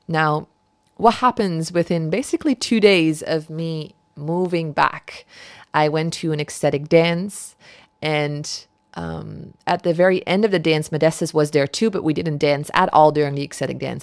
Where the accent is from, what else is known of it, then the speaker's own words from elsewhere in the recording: Netherlands; moved away; my, uh, home where I grew up in the Netherlands